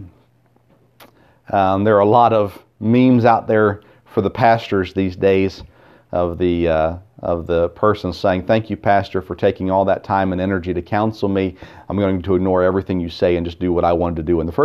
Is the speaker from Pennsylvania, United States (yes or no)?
no; Tennessee, United States; I grew up here in the South in Tennessee